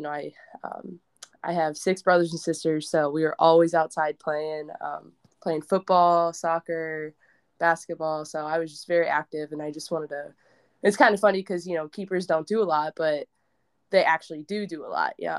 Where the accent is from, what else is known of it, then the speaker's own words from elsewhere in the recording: Nebraska, United States; I have to be because I'm from Nebraska, but.